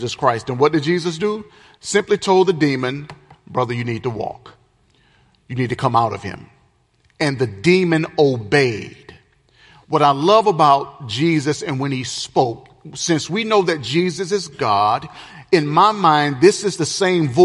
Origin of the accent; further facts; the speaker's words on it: the South, United States; I'm from the South.